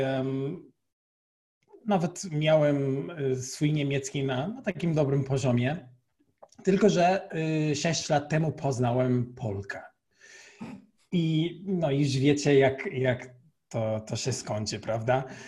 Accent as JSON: {"language": "Polish", "country": "Portugal", "second_language": "Polish", "moved": "as an adult", "lives_now": "Poland", "said": "Jestem y, z Portugalii"}